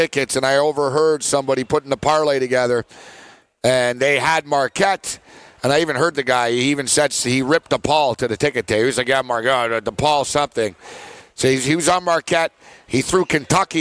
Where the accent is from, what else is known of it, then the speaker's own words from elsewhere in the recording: Montreal, Quebec, Canada; I am from Montreal as well